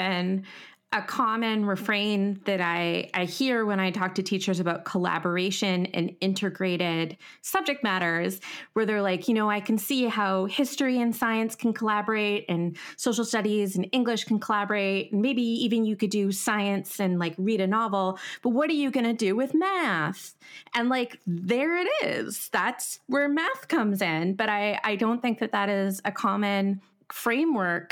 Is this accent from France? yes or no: no; Canada; we're both from Canada